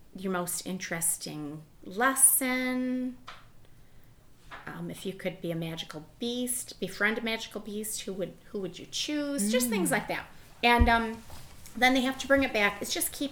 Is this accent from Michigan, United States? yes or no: yes; Michigan, United States; I'm from Michigan